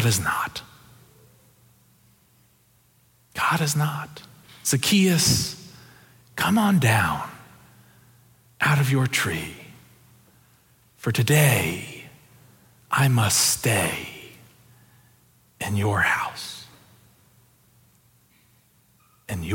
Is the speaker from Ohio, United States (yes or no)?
yes; Ohio, United States; I'm from Ohio